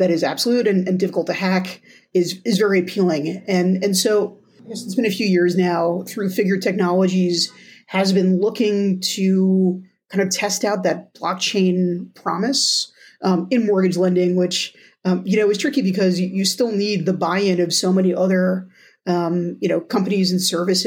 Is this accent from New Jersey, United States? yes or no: yes; New Jersey, United States; my home state of New Jersey